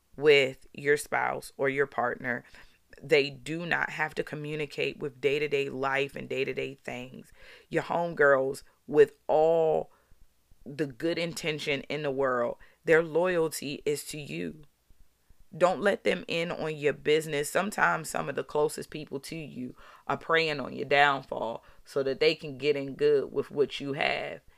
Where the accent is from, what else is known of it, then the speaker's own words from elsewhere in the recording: Baltimore, Maryland, United States; growing up in Baltimore